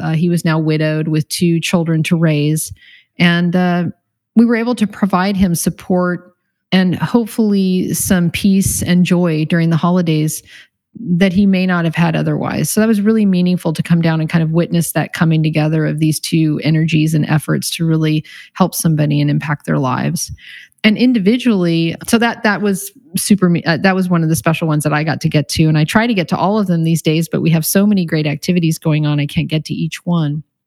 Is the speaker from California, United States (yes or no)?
yes; Encinitas, California, United States; I grew up here in Encinitas, so kind of a hometown girl.